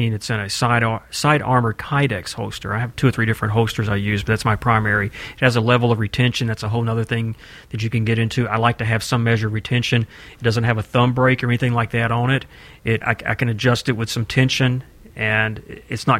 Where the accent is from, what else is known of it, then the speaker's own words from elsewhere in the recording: Tennessee, United States; I'm from Tennessee.